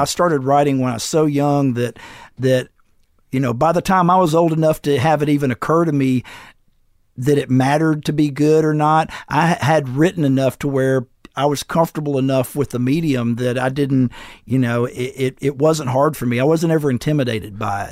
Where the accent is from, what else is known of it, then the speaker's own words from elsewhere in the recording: Florence, Alabama, United States; I got in the college in my hometown